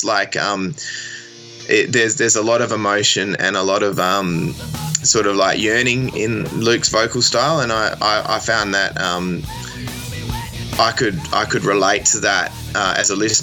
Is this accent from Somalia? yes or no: no; Australia; also born or lived in Perth, Western Australia; as an Australian